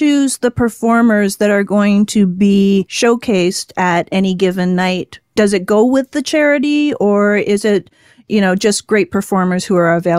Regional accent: Canada; now in Las Vegas, United States; So, you know, I'm a Canadian living in Las Vegas.

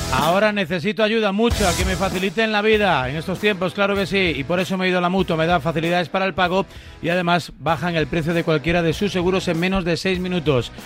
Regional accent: Spain; debo ser el único español

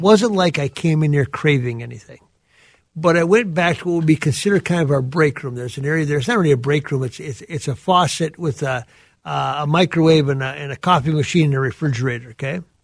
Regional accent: southern Minnesota, United States; those of us that grew up uh, in that area

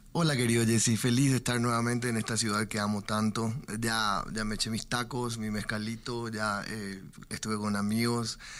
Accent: Paraguay; somos los cachiporros de Paraguay

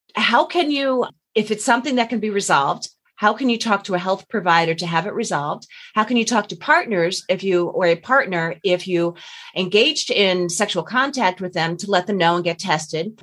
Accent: Long Island, New York, United States; we're both from Long Island

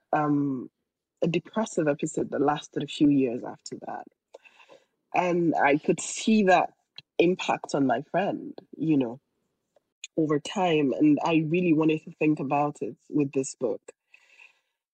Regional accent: Nigeria; my home state in Nigeria

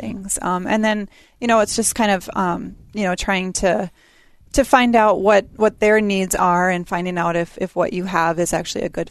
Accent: Eden Prairie, Minnesota, United States; also born or lived in Sioux Falls, South Dakota; now in Brooklyn Park, United States; I also grew up here in Eden Prairie

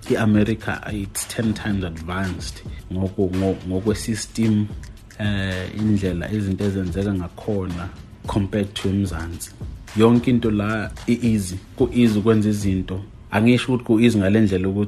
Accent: KwaZulu-Natal, South Africa; moved away as an adult; also born or lived in Qatar; now in United States; imvelaphi yami ngisuka eKZN

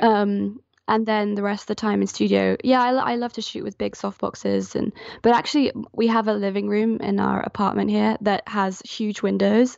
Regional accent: Geneva, Switzerland; moved away as an adult; also born or lived in London; now in Falmouth, United Kingdom; I'm actually from Switzerland. I grew up in Geneva until I was eighteen, and then I moved over to Falmouth, where I live now, for university

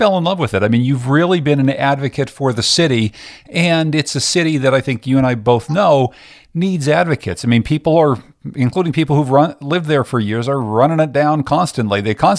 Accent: Pittsburgh, Pennsylvania, United States; also born or lived in Boston; I was living in Boston, working at a radio job up there. And I'm originally from Pittsburgh.

